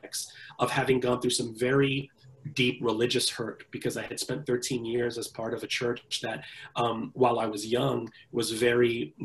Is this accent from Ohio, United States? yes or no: no; New York City, New York, United States; I was born and raised in the Bronx, New York